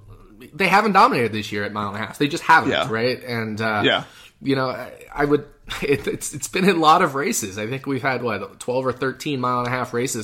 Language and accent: English; Charlottesville, Virginia, United States; It's Charlottesville. The Charlottesville Motor Speedway, my hometown that I was born and raised in.